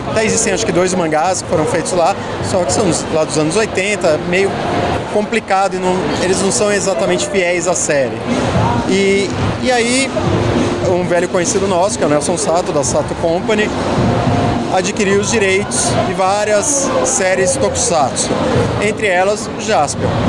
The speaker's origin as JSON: {"language": "Portuguese", "country": "Brazil"}